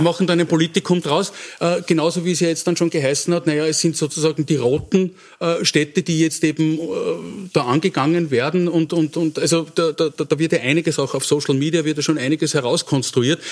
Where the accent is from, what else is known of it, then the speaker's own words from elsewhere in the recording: Wels, Upper Austria, Austria; meine Heimatstadt, warum ist Wels eben nicht